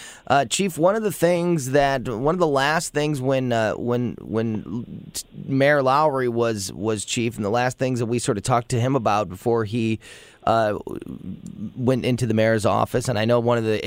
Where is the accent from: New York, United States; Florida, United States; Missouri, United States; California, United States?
Missouri, United States; Florissant; also born or lived in Hazelwood, Missouri; And so I am born and raised in the Florissant Hazelwood area. I've had houses in primarily in Florissant. I've lived a couple of years here and there in the city of Hazelwood, but always in that, you know, North County area, Florissant Hazelwood.